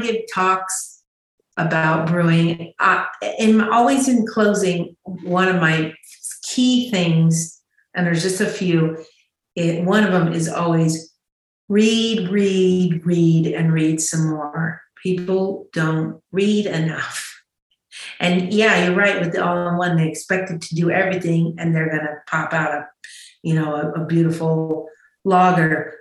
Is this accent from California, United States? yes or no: yes; Chico, California, United States; I grew up just outside of Chico